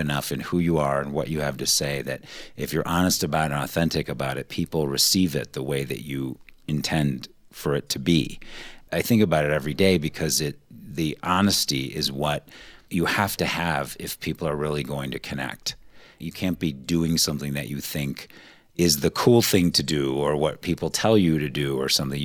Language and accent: English; Cleveland, Ohio, United States; growing up in Cleveland